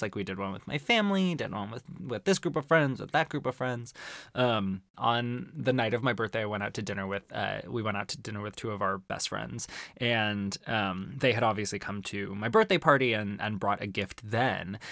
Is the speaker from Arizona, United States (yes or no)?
yes; Arizona, United States; growing up in Arizona